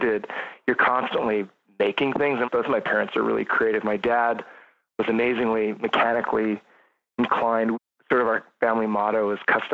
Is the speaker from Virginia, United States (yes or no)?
no; between Lodi and Jackson, edge of the Sierras, California, United States; I grew up really rural, kind of between, in the Sierras, kind of, or just at the edge of the Sierras, edge of the San Joaquin Valley between Lodi and Jackson, on a ranch that my dad was born on